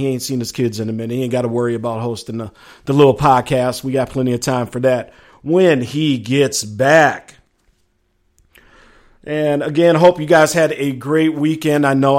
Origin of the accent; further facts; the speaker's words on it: Minneapolis, Minnesota, United States; I'm from Minneapolis